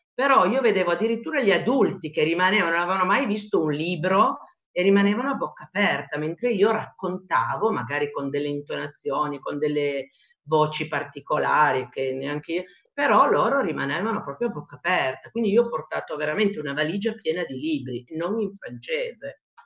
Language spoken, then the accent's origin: Italian; Italy; sono nata in Italia